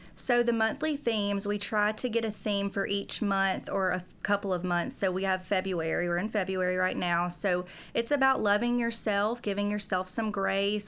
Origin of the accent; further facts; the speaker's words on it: South Georgia, United States; moved away as an adult; now in Tennessee, United States; I'm from South Georgia originally